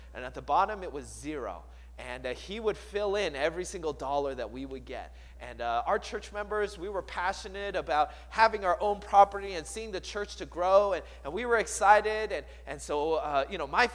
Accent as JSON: {"language": "English", "town": "Seattle", "region": "Washington", "country": "United States", "tie": "born or raised there", "said": "I grew up in the Seattle area. And I moved there when I was 8 years old."}